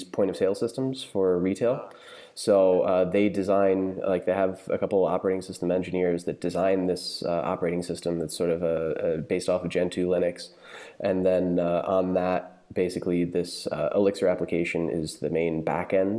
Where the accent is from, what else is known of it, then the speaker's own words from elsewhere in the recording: outside New York, United States; moved away as an adult; now in Berlin, Germany; I'm American. I grew up outside New York, but we've lived in Germany for 4 years now